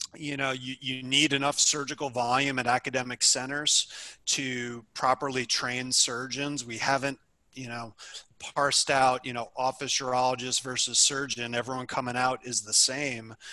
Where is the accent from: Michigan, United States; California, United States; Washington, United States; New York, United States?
New York, United States; moved away as an adult; also born or lived in Illinois; I'm originally from New York